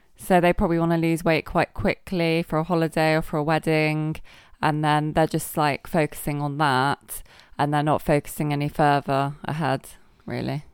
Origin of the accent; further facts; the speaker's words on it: Somerset, South West England, United Kingdom; now in Guernsey; I'm from Somerset